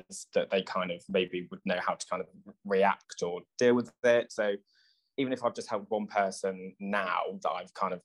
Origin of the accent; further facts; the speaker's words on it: Oxfordshire, South East England, United Kingdom; I'm born and raised in Oxfordshire, my mum and dad and my sister and the rest of my family are from Liverpool